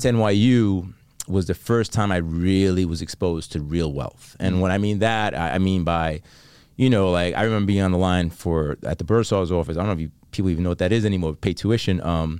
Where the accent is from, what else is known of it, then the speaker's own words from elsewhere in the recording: Bronx, New York, United States; I grew up on 196 in Jerome, which is, for the people that know, in the Bronx, at the hood.